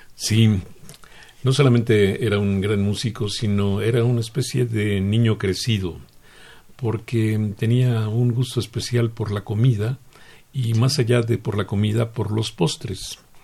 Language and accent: Spanish; Mexico